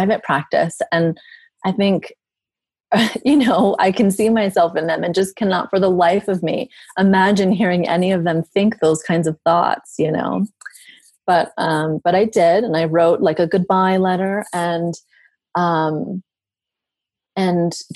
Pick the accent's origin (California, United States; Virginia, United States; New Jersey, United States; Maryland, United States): Virginia, United States; Southern; I'm originally from the South. I'm from Southern Virginia.